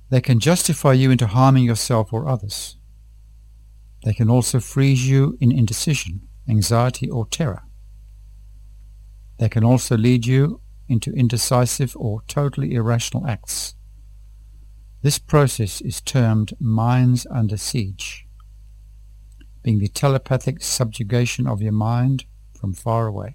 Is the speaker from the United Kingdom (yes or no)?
no; Tanzania; from Tanzania.